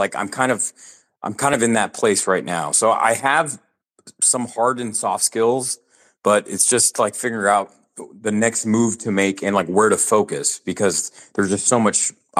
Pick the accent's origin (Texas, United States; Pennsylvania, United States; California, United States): Texas, United States; also born or lived in Houston; I'm actually a Texan myself.